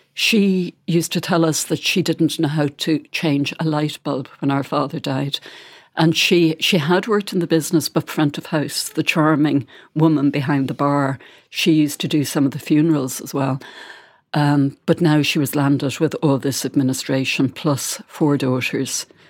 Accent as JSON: {"language": "English", "town": "Bandon", "region": "Munster", "country": "Ireland", "tie": "born or raised there", "moved": "yes", "said": "I went to Bandon to do a book signing s-, session in my hometown"}